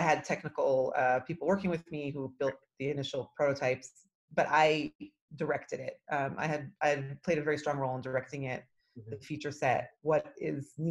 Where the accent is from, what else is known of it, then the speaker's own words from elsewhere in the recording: Toronto, Ontario, Canada; now in Israel; I'm actually originally from Toronto, Canada, and I moved to Israel about 26 years ago